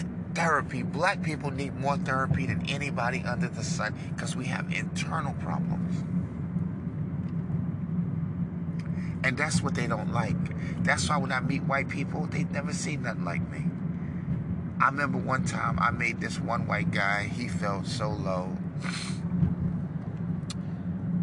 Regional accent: New York, United States; I'm born in good old New York

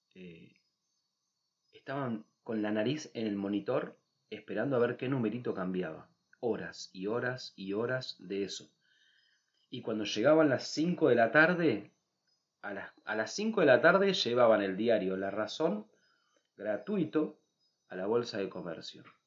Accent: Buenos Aires, Argentina; moved away as an adult; also born or lived in Capilla del Monte, Córdoba / Ojo de Agua

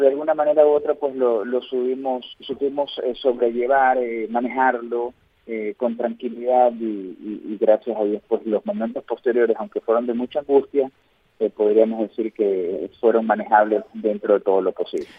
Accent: Guayaquil, Guayas, Ecuador; yo soy de Guayaquil, eh, región costera

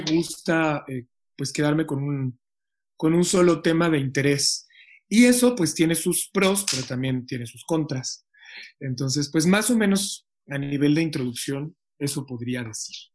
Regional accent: Mexico City, Mexico; Yo crecí en Iztapalapa

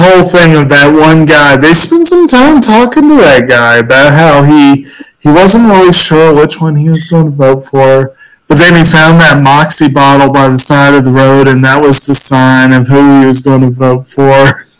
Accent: Kentucky, United States; born there; accent: countrified; I mean, I was born in Kentucky. I haven't lived there for most of my life, but I was born there, so I probably have a little bit more of a countrified accent than I would.

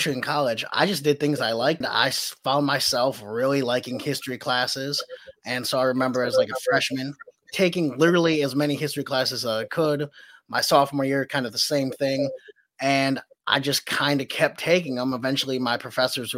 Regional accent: Wisconsin, United States; also born or lived in Guatemala / Atlanta, Georgia; I was born in Guatemala. I was put up for adoption pretty quickly after I was born. Got blessed enough to come to Wisconsin, and that's been my home pretty much ever since

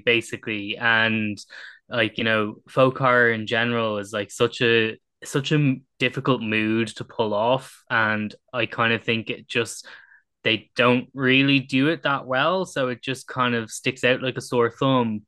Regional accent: Ireland; as an Irish person

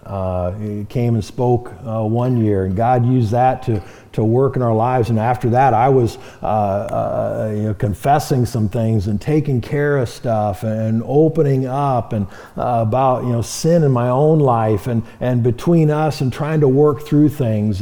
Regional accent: Marion, Iowa, United States; moved away as an adult; now in Great Falls, United States; moved to Marion, Iowa, uh, my hometown

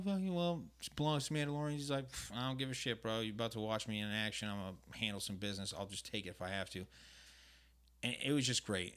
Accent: New England, United States; now in Southern California, United States; I'm from New England

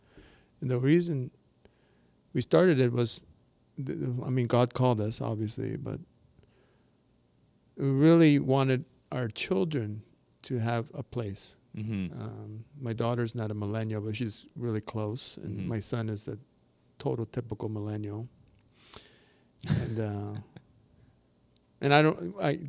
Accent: Toronto, Ontario, Canada; I'm from Toronto

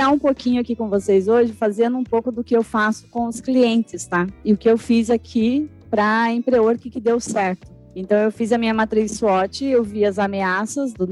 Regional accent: Curitiba, Paraná, Brazil; Eu sou de Curitiba, tenho um pouco de sotaque, eu tento tirar um pouco o leite quente para não ficar tão chato assim a palestra

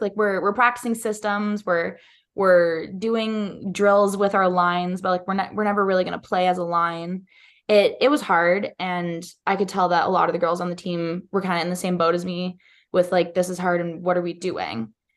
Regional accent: Ottawa, Ontario, Canada; moved away as an adult; now in Arizona, United States; growing up in Ottawa was really awesome. It's massive city, but I grew up in a suburb called Kanata

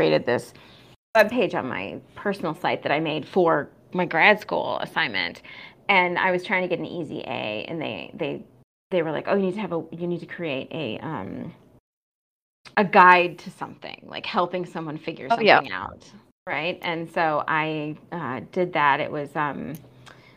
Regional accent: Flint, Michigan, United States; moved away; my hometown of Flint, Michigan

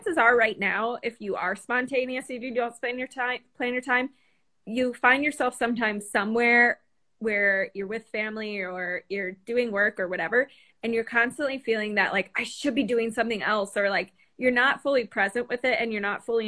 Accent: Chicago, Illinois, United States; now in South Carolina, United States; I'm in South Carolina, and I'm from Chicago, so I escaped the cold

